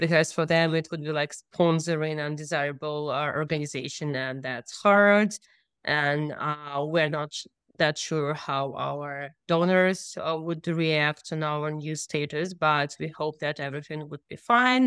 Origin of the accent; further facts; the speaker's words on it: Udmurtia, Russia; I'm from Woodward Republic